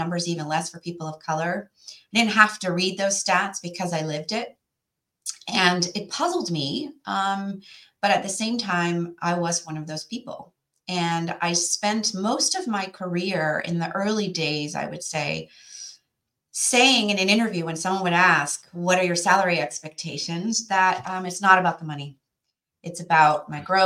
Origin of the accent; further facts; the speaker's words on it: Western Canada, Canada; moved away as an adult; now in New York area, United States; So where I came from was a small place in Western Canada.